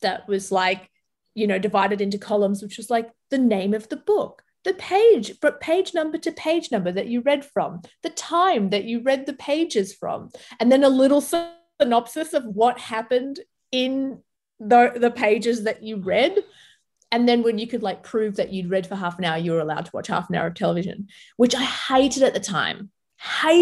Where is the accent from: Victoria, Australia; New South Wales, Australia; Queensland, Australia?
New South Wales, Australia; Sydney; English is a second language; also born or lived in Lebanon; I grew up in Bankstown, which is the most multicultural, you know, council of the most multicultural city in possibly the world